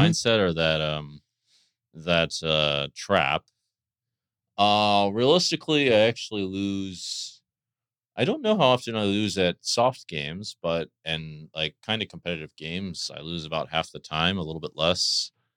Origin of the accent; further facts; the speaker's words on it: D.C., Maryland, United States; moved away; I grew up in Maryland, near Washington, D C